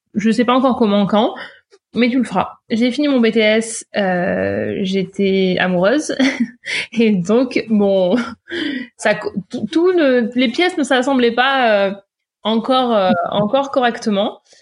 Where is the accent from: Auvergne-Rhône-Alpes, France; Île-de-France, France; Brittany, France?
Auvergne-Rhône-Alpes, France; Ardèche / Drôme, banks of the Rhône; moved away as an adult; now in Toronto, Canada; je suis ardéchoise, mais souvent je me présente comme drôme ardéchoise puisque j'ai grandi sur le bord du Rhône